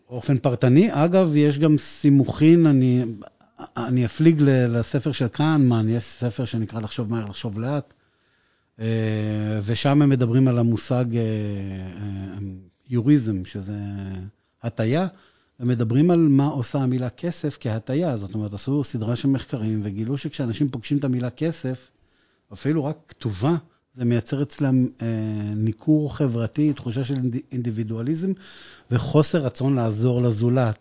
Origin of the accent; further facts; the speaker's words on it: Acre, Northern District, Israel; moved away as an adult; now in Beersheba, Israel; אני לא באר שבעי במקור, אני מעכו.